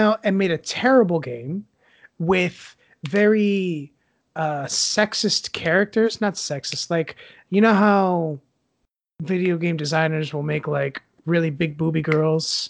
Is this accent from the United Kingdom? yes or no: no; Puerto Rico; growing up in Puerto Rico, we didn't really have internet where we lived.